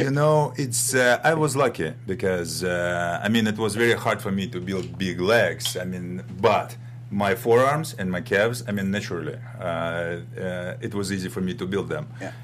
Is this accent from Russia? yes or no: yes; Russia; moved away as an adult; now in United States; I'm from Russia, uh, from ex-Soviet Union, from Europe